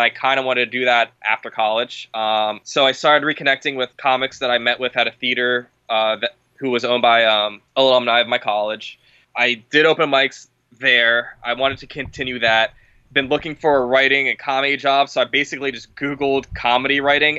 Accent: Los Angeles, California, United States; I grew up out here. All my friends are from here.

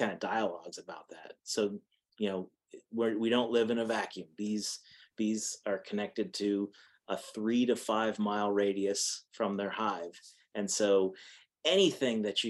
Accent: Pennsylvania, United States; now in Texas, United States; I'm from Pennsylvania, and my family's all in Massachusetts

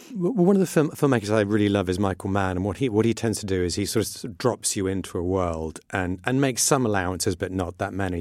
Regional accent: Iran; moved away; I grew up in in Iran, which was very tolerant of all religions

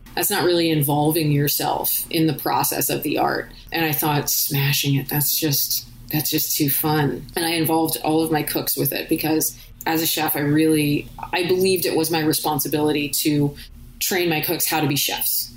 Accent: California, United States; moved away; also born or lived in Chicago; growing up in California

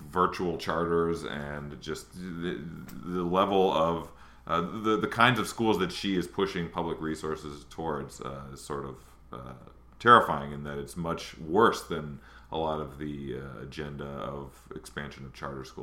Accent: Michigan, United States; been fighting for years in uh, Michigan, my home state

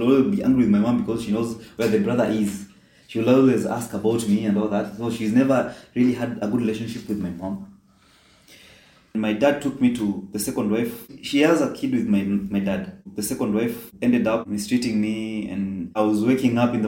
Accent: Kenya; moved away as an adult; now in Qatar; I was born and raised in Kenya

